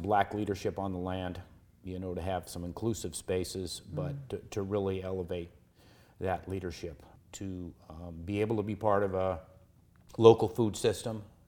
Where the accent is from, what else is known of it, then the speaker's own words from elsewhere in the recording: Seattle, Washington, United States; I grew up in Seattle